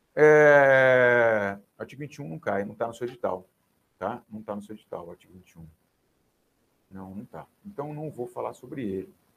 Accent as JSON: {"language": "Portuguese", "town": "Rinópolis", "region": "São Paulo", "country": "Brazil", "tie": "born or raised there", "moved": "yes", "said": "Rinópolis, que é a terra da onde eu venho, né? minha terra natal"}